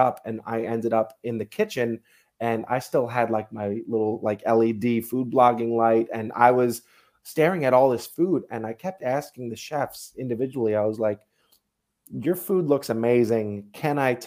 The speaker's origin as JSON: {"language": "English", "area": "Long Island", "region": "New York", "country": "United States", "tie": "born or raised there", "moved": "as an adult", "lives_now": "Austin, United States", "said": "I am originally from Long Island, New York. I've lived there my entire life."}